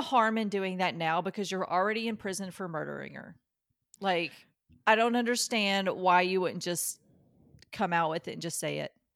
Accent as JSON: {"language": "English", "region": "Kentucky", "country": "United States", "tie": "born or raised there", "said": "my best friend growing up in Kentucky"}